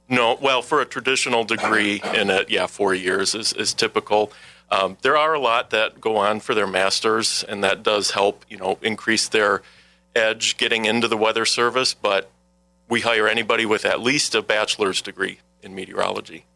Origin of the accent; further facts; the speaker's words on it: Milwaukee, Wisconsin, United States; moved away as an adult; now in La Crosse, United States; I'm a Wisconsin native. I grew up in the Milwaukee area